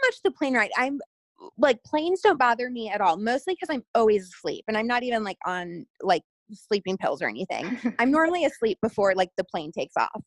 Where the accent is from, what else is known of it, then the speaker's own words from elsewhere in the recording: Florida, United States; also born or lived in Seattle; now in Los Angeles, United States; I'm originally from Florida and I have now lived